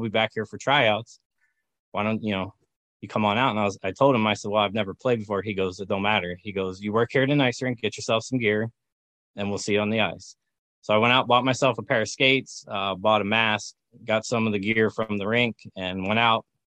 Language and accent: English; Pennsylvania, United States; also born or lived in Seattle area, Washington; now in Virginia, United States; growing up in Pennsylvania